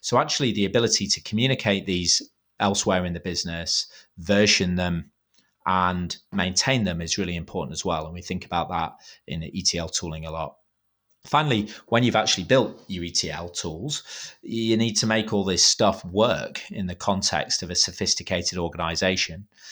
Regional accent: United Kingdom; I'm being too British

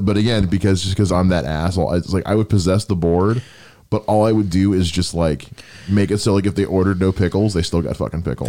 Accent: United States; I'm an American

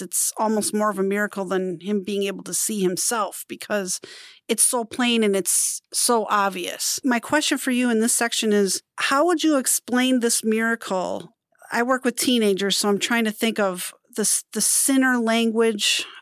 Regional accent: Wisconsin, United States; I'm from Wisconsin

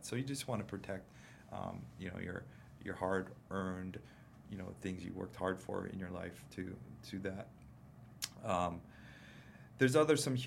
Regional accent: Big Island, Hawaii, United States; I grew up on the Big Island with my dad

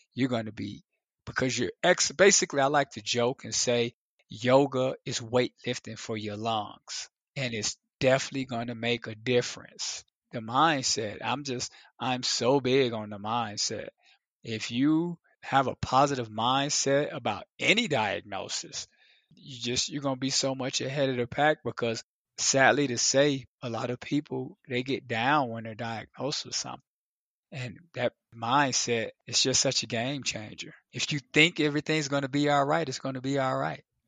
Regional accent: Chicago, Illinois, United States; me growing up in Chicago

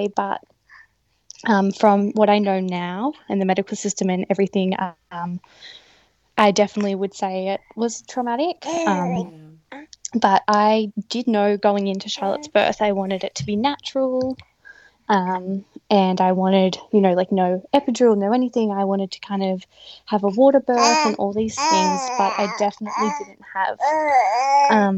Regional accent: Nambucca area, New South Wales, Australia; also born or lived in Blue Mountains; we're both from the Yeronga area, which is right near Nambucca, and we moved back to be close to our families

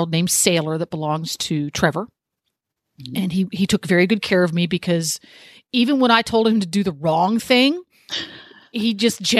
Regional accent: England, United Kingdom; I am an English girl through and through.

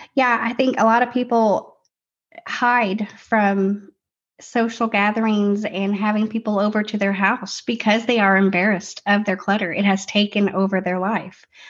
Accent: Tennessee, United States; We're from Tennessee

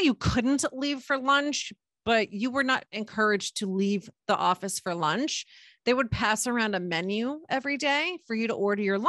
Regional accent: Middlesex County, New Jersey, United States; I grew up in Middlesex County in New Jersey

